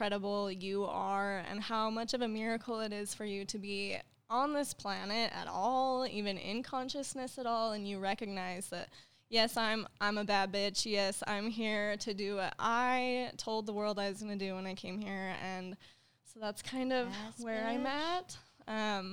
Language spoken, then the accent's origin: English; Utah, United States; I grew up here in Utah. This is my hometown